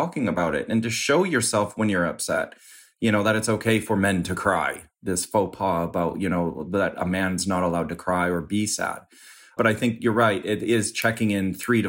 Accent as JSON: {"language": "English", "region": "Midwest", "country": "United States", "tie": "born or raised there", "also_born_or_lived": "New York / United Kingdom", "moved": "yes", "lives_now": "Los Angeles, United States", "said": "I grew up in the Midwest"}